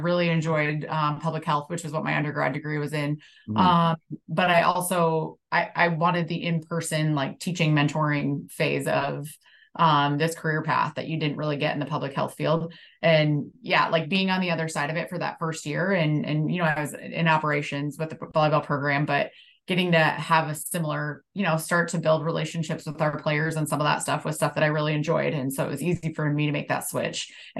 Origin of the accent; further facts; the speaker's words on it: Midwest, United States; I'm definitely a Midwesterner. I think you grow up in the Midwest and you have this like hardworking mentality and nothing's kind of given to you.